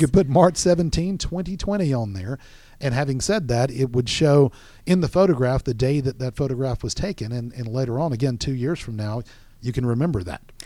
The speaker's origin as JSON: {"language": "English", "region": "Florida", "country": "United States", "moved": "yes", "lives_now": "Georgia, United States", "said": "I'm from Florida"}